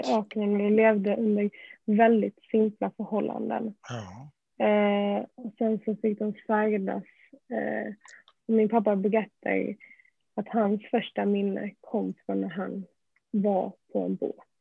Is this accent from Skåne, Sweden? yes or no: yes; Malmö, Skåne, Sweden; Jag är ju uppväxt i Malmö